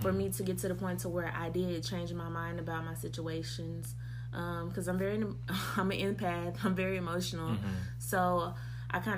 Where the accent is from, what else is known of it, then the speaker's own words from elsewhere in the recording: Waco, Texas, United States; moved away as an adult; I grew up in East Waco. I've lived there my whole life. I left home when I was 18, and I haven't been back